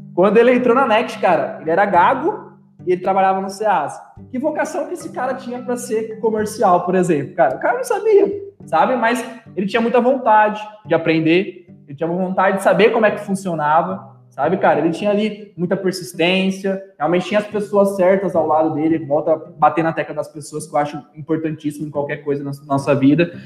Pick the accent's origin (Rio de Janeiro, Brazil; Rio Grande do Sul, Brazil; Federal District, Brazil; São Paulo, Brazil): São Paulo, Brazil; Matão; moved away as an adult; also born or lived in São Carlos; now in Uberlândia, Brazil; sou, sou natural de Matão aí, nossa terrinha